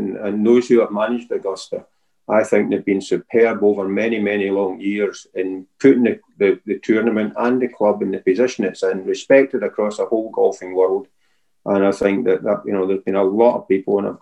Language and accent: English; outside Glasgow, Scotland, United Kingdom; as a kid growing up outside Glasgow